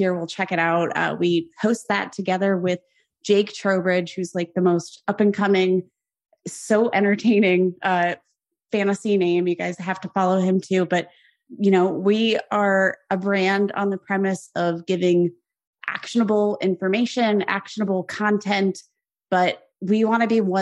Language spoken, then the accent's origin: English; Youngstown, Ohio, United States; moved away; I was from Youngstown, Ohio, smack dab in the middle between Pittsburgh Nation